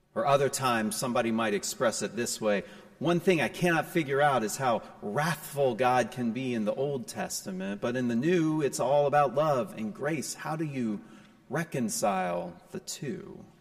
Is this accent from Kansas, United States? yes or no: no; Raleigh, North Carolina, United States; also born or lived in New Jersey; In the summer of 1987, I moved from New Jersey to Raleigh, just in time to enter the fourth grade.